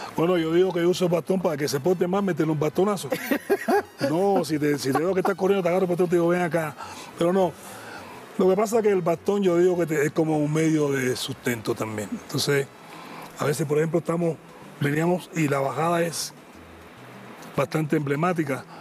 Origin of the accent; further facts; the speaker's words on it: Cuba; moved away as an adult; now in Argentina; por ser cubano